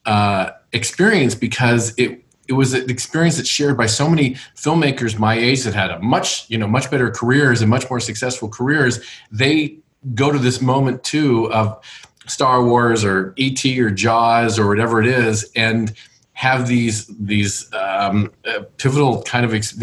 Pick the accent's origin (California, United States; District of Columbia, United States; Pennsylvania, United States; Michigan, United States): California, United States; Los Angeles; I was born and raised in Los Angeles